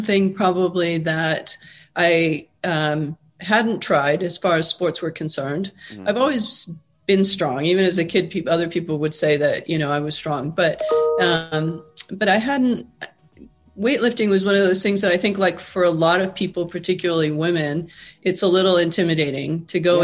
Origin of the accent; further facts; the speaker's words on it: Peru; moved away as an adult; also born or lived in Argentina; now in United States; I was born in Argentina, grew up in Peru. Came to the U.S. to go to college, stayed here through grad school.